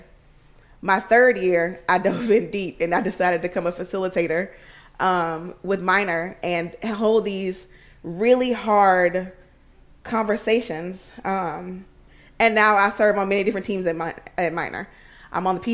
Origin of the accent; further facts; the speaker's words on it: Alabama, United States; moved away as an adult; now in Washington, D.C., United States; I'm originally from Alabama. I moved to D.C. 10 years ago